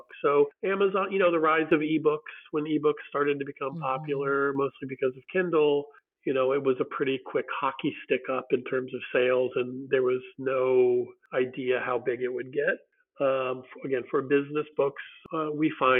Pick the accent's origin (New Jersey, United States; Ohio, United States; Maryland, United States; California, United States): California, United States; San Diego; moved away as an adult; also born or lived in Iowa; now in Nashville, United States; I grew up in Southern California in San Diego and went to school there